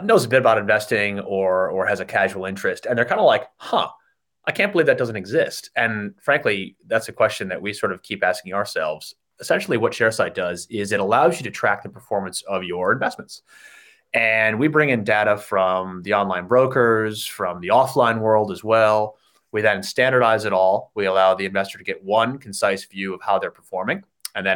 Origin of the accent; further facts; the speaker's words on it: United States; moved away as an adult; also born or lived in Chicago; now in Sydney, Australia; as you can tell from my accent, I'm from the States